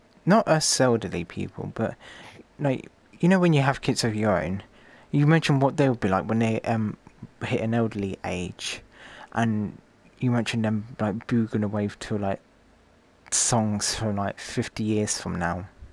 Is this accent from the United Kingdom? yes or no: yes; England, United Kingdom; I come from England